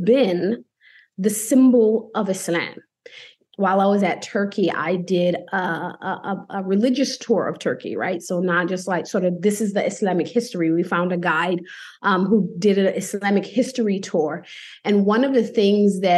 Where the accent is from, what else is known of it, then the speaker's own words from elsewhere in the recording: United States; also born or lived in New Haven, Connecticut; I'm from America.